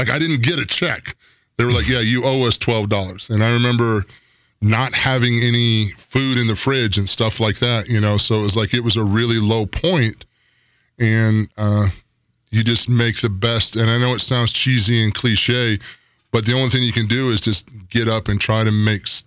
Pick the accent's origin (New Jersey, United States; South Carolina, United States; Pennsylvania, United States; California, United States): South Carolina, United States; Aiken; also born or lived in New Holland, South Carolina; I grew up in Aiken, South Carolina, outside of Aiken County